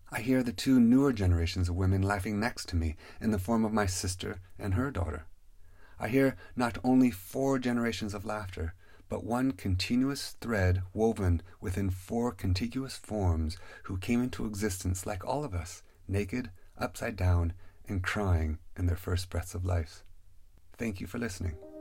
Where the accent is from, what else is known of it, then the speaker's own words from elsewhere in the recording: Pacific Northwest, United States; Growing up in the Pacific Northwest